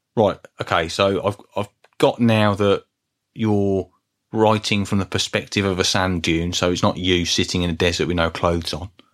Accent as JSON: {"language": "English", "town": "Birmingham", "region": "West Midlands", "country": "United Kingdom", "accent": "Brummy", "said": "you can't tell from my Brummy accent"}